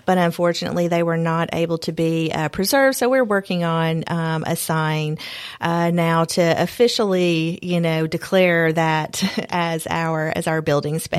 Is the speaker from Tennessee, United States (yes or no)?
yes; Bartlett, Tennessee, United States; also born or lived in Nashville, Tennessee; now in Columbia, United States; I'm a native Tennessean. Um, I grew up in West Tennessee in um, suburb Bartlett